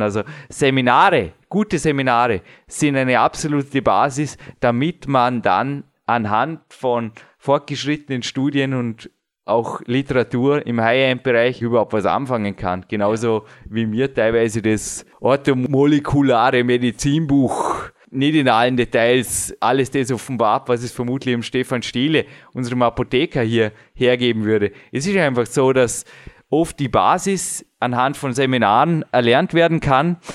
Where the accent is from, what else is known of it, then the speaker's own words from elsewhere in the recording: Austria; bei uns in Österreich